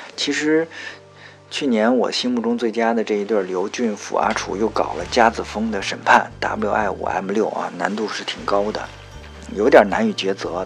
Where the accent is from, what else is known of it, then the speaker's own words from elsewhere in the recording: northern China, China; also born or lived in Beijing; 别看我是一个北方人